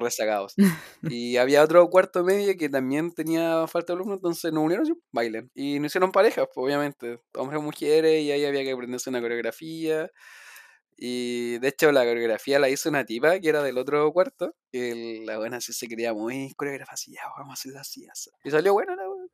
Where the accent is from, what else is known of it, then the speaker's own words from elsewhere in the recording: Chile; also born or lived in Ñuñoa; yo vengo de Cerro Sendo